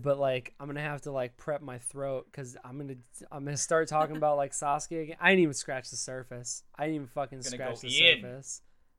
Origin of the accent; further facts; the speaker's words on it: New Hampshire, United States; now in Austin, United States; I'm originally from New Hampshire